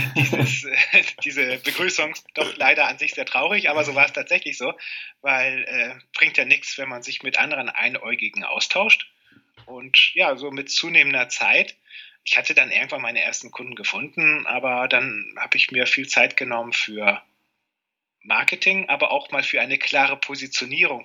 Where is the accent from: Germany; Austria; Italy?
Germany; Cuxhaven, Lower Saxony; now in Lingen, Germany; geboren wurde ich in Cuxhaven und bin Niedersachsen immer treu geblieben